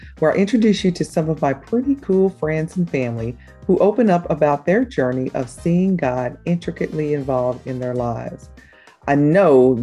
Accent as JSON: {"language": "English", "town": "Dallas", "region": "Texas", "country": "United States", "tie": "born or raised there", "said": "We grew up in Oak Cliff in Dallas, Texas. Shout out to the Cliff."}